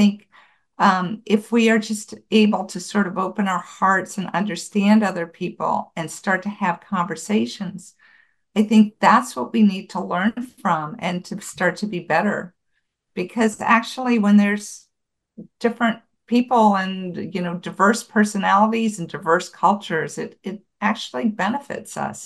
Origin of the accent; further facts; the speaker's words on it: Buffalo, New York, United States; moved away; I grew up in Buffalo, New York